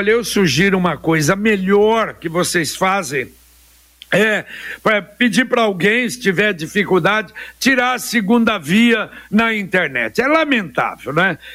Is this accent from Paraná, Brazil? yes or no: yes; Londrina, Paraná, Brazil; born there; Ô JB, eu nasci em Londrina em 1959 ali onde era o hospital, ali na Rua Lagoas, esquina com Pernambuco.